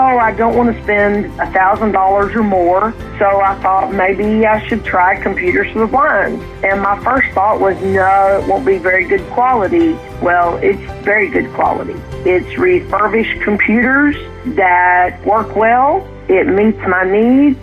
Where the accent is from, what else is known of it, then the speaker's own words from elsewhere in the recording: Waco, Texas, United States; I am from Waco, Texas